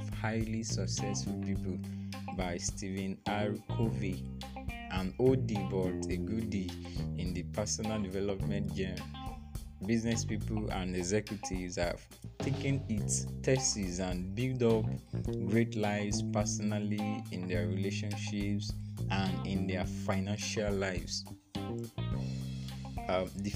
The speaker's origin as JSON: {"language": "English", "area": "Ilaje", "region": "Ondo", "country": "Nigeria", "tie": "born or raised there", "also_born_or_lived": "Akure, Nigeria / Lagos State, Nigeria", "said": "I go from Akure to my hometown, Ilaje"}